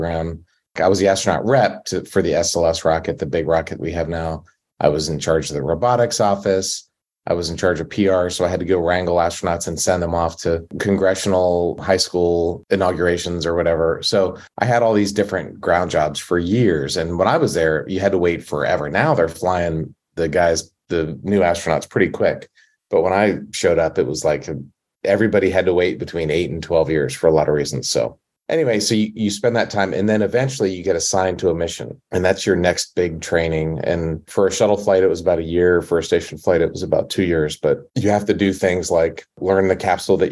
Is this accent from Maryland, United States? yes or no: yes; Maryland, United States; I'm from Maryland